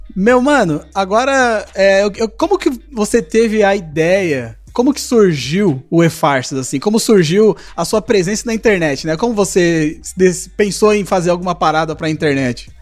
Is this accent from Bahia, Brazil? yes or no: no; Zona Leste, São Paulo, Brazil; eu sou da Zona Leste, não saio daqui, não.